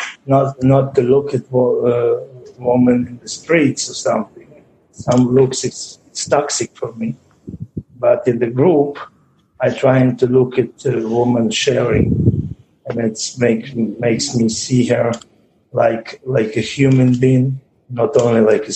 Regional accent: Israel; I'm from Israel.

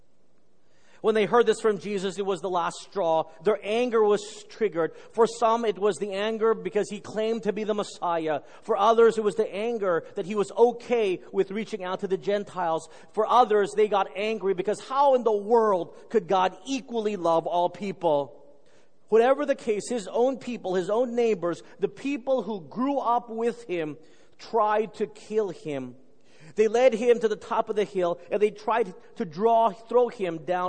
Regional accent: Texas, United States; I grew up in Texas

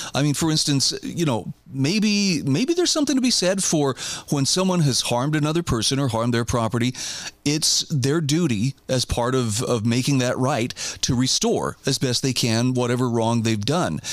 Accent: Idaho, United States; here in my home state of Idaho

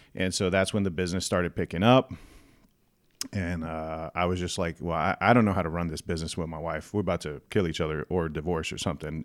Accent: San Antonio, Texas, United States; born and raised in San Antonio, downtown

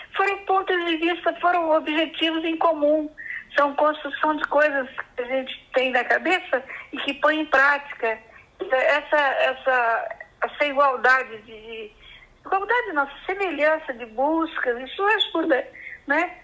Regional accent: Recreio, Minas Gerais, Brazil; sou mineira de uma cidade chamada Recreio

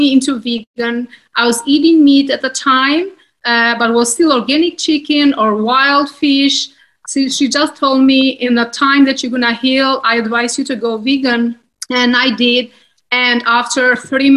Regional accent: Albania; moved away; I grew up in Albania, and we have Mediterranean healthy diet

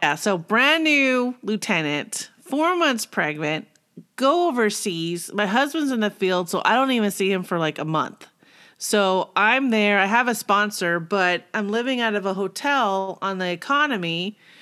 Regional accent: Simi Valley, California, United States; moved away; also born or lived in Arizona; I grew up in California, Simi Valley.

